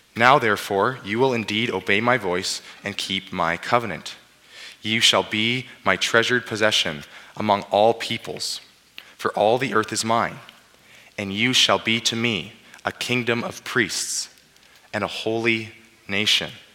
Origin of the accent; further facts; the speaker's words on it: Abbotsford, British Columbia, Canada; now in Swift Current, Canada; I grew up in Abbotsford